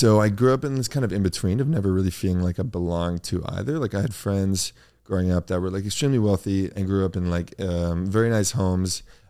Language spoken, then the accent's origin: English; Los Angeles, California, United States; I grew up in a part of LA that was very middle class. I grew up on Crenshaw and Olympic Boulevard. It's mid city, kind of by Koreatown.